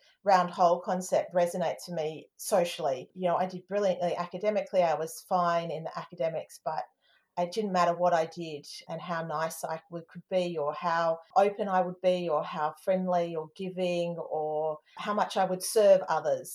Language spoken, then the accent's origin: English; Darwin, Northern Territory, Australia; I'm Australian. My dad's English. I was born in Darwin